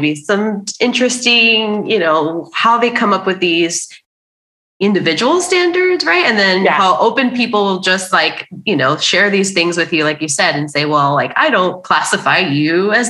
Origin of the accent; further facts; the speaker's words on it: Miami, Florida, United States; growing up, I, you know, even in South Florida and Miami, where there's a ton of, you know, Latin American people